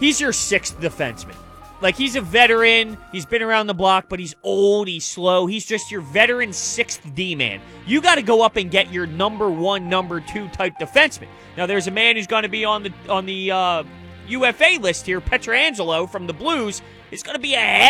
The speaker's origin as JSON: {"language": "English", "town": "Glassboro", "region": "New Jersey", "country": "United States", "tie": "born or raised there", "also_born_or_lived": "Washington Township, New Jersey", "accent": "South Jersey", "said": "I got it from South Jersey"}